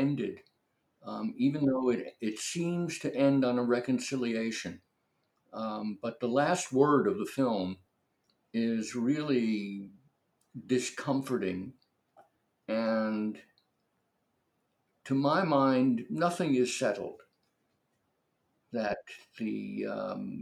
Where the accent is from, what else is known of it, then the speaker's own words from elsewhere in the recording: New York City, New York, United States; moved away; I was brought up in New York City and lived there for many, many, many years.